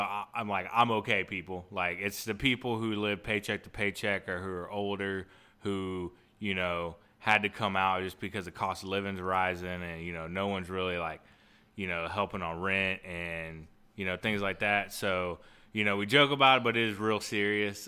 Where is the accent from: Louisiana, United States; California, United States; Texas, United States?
Texas, United States; I'm from Texas